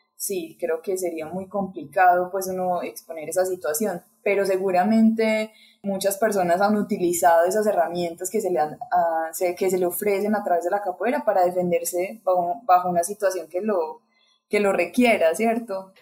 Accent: Colombia; aquí en mi país

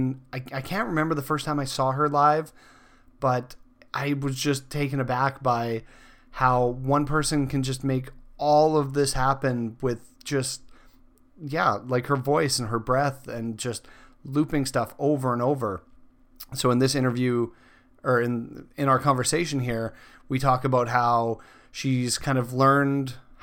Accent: Saskatchewan, Canada; moved away as an adult; I mean, like growing up, I grew up in Saskatchewan.

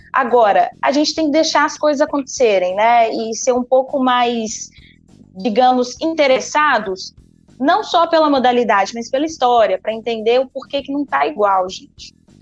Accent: Minas Gerais, Brazil; accent: mineiro; Eu sou mineira

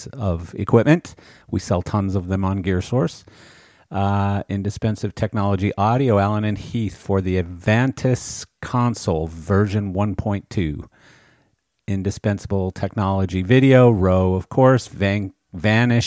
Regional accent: Canada; moved away as an adult; I come from Canada originally, but I've been in the industry in this country for 32 years now.

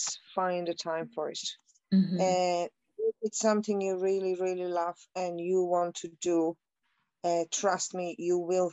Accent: Zvolen, Banská Bystrica Region, Slovakia; moved away as an adult; now in Ireland; I'm originally from Slovakia, very small town called Zvolen

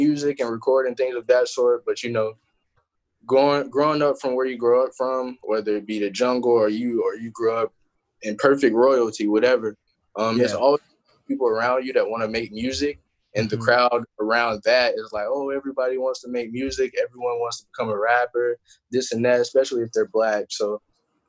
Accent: Shelby, North Carolina, United States; moved away as an adult; also born or lived in Raleigh, North Carolina; now in Florida, United States; I'm actually from Shelby, North Carolina. It's a town right outside of Charlotte, North Carolina

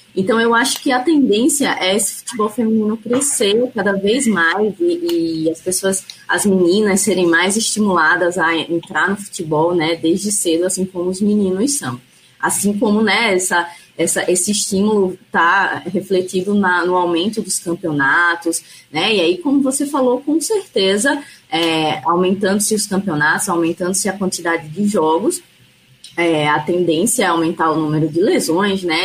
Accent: Alagoas, Brazil; also born or lived in São Paulo; eu sou alagoana, é, me formei aqui em Alagoas

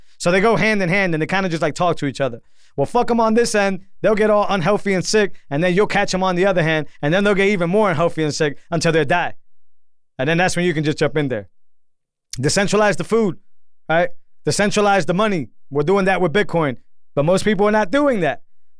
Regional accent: Massachusetts, United States; I grew up in Massachusetts. I've always never even thought about owning a gun. Why? And I grew up in the projects, right?

